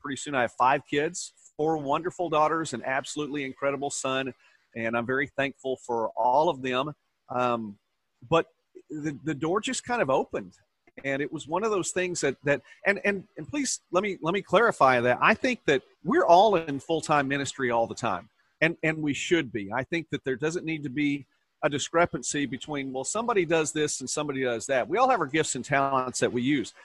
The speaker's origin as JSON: {"language": "English", "region": "Oklahoma", "country": "United States", "tie": "born or raised there", "said": "growing up in Oklahoma"}